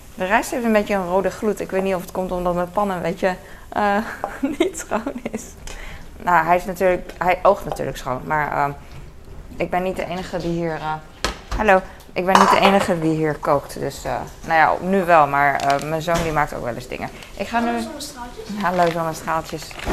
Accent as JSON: {"language": "Dutch", "country": "Netherlands", "said": "als Nederlander"}